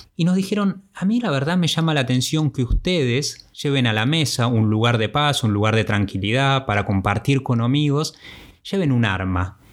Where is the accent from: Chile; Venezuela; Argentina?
Argentina